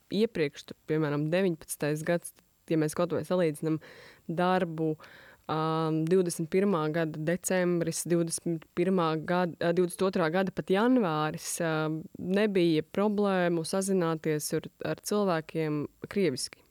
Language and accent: Latvian; Latvia; es esmu latviete, ka es esmu no Latvijas